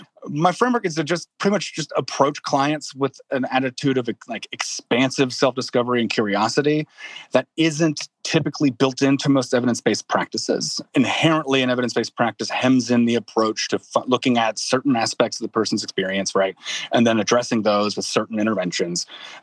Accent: Midwest, United States; also born or lived in New Orleans; came here by way of New Orleans, where I lived for about 6 years, but I'm a Midwesterner by heart.

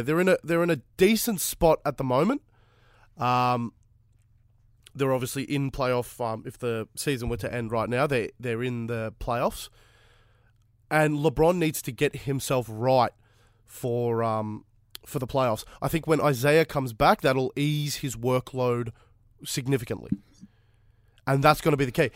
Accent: Fitzroy, Victoria, Australia; I was born in Fitzroy

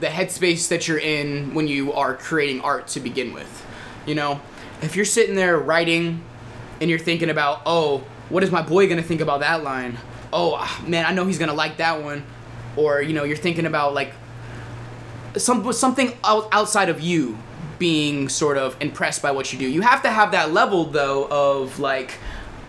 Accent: Virginia Beach, Virginia, United States; I come from Virginia Beach.

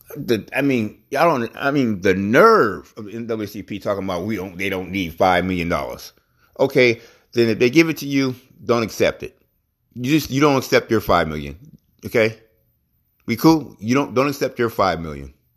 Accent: United States

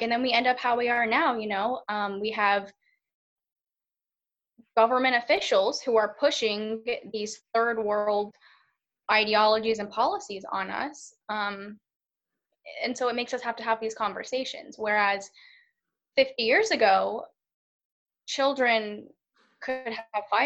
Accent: United States; also born or lived in Charlotte, North Carolina; being an American

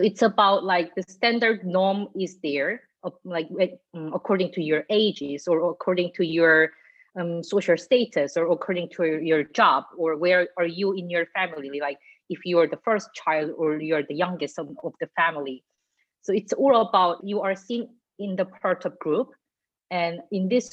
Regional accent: South Korea; English is a second language; moved away as an adult; also born or lived in Munich, Germany; now in Hamburg, Germany; I grew up in Korea

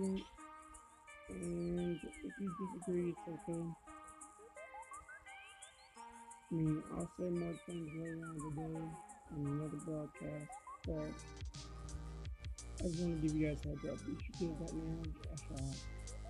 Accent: Michigan, United States; I'm from Michigan

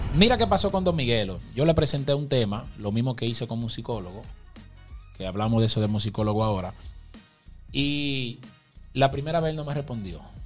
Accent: Puerto Plata, Dominican Republic; soy de Puerto Plata, mi gente. Cristo Rey. Organización Oliva. Soy criado ahí mismo en los dos barrios.

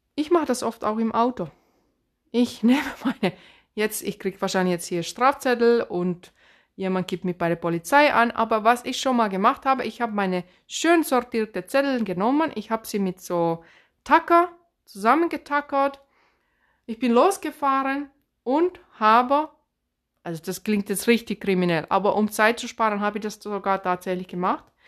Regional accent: Finland; accent: Finnish; Swabian dialect; German is a second language; also born or lived in Swabia; now in Germany; ich bin ursprünglich aus Finnland, deswegen dieser komische Akzent. Ich habe mein Deutsch mit Schwaben gelernt, deswegen dieser komische Dialekt

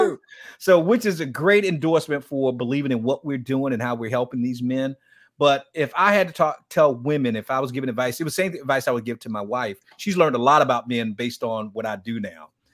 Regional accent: Miami, Florida, United States; I grew up in Miami

